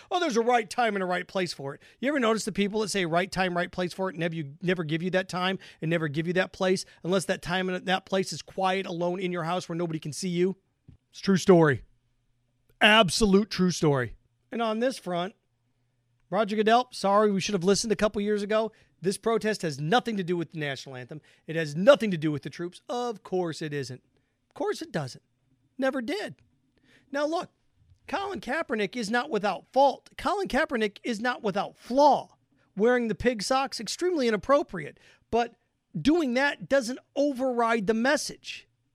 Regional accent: Indiana, United States; growing up in Indiana, it was different

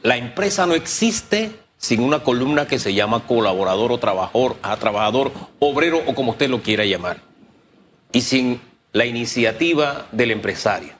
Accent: Panama; como panameños

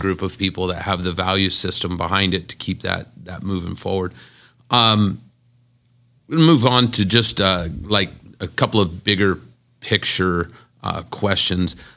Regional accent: Las Vegas, Nevada, United States; I'm born and raised in Las Vegas. I've never lived any place else.

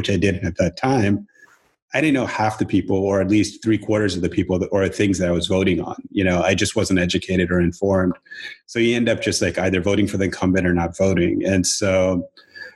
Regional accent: Atlanta, Georgia, United States; moved away as an adult; also born or lived in California; now in Portland, United States; I grew up in Atlanta and then left when I was 23

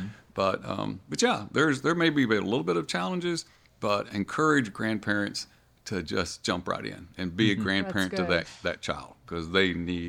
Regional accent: Odessa, Texas, United States; Well, I grew up in Odessa.

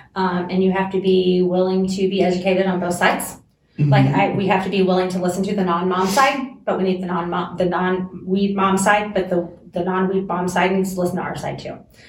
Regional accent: South Carolina, United States; moved away; South Carolina.

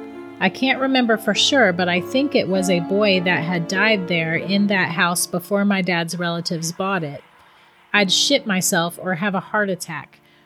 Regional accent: Charleston, West Virginia, United States; As I said, I'm from West Virginia. My family lived way out past BFE in the mountains. Thank God we moved to Charleston before I was born.

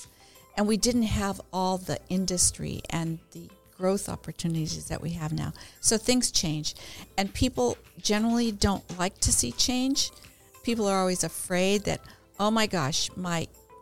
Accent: Chula Vista, California, United States; I was born here in Chula Vista in 1948

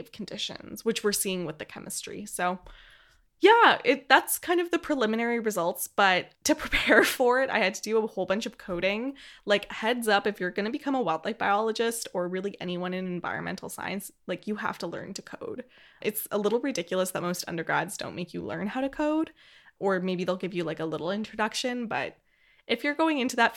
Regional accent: Edmonton, Alberta, Canada; Edmonton, Alberta, Canada, which is the city, my hometown.

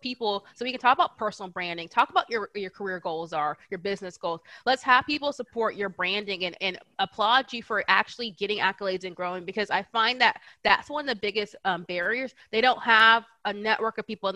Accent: Bay Area, California, United States; also born or lived in Atlanta; I'm from California. I'm from the Bay Area

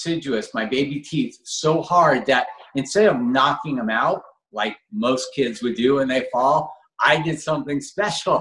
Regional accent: Los Angeles, California, United States; I grew up in Granada Hills, California.

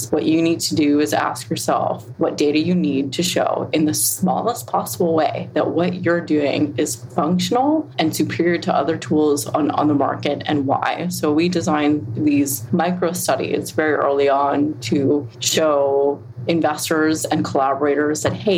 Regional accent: Cambridge, Massachusetts, United States; moved away; I grew up there, born and raised in Cambridge, Mass, down the street from the Human Genome Project

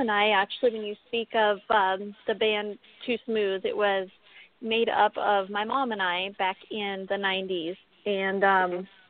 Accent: Pismo Beach, California, United States; now in Las Vegas, United States; I grew up in California, um, off of the Central Coast. Uh, I don't know if you guys are familiar with Pismo Beach, but right in that area

